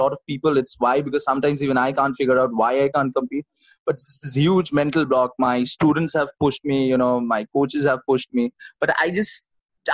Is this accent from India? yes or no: yes; Kolkata, West Bengal, India; I'm from Calcutta